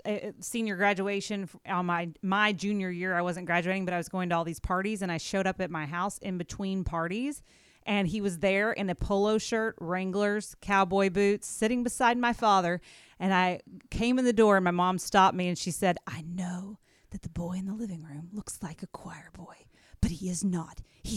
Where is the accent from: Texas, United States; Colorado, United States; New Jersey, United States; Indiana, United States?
Texas, United States; Amarillo; also born or lived in Tulsa, Oklahoma; now in Owensboro, United States; I am from Amarillo, Texas, and I went to school in Tulsa.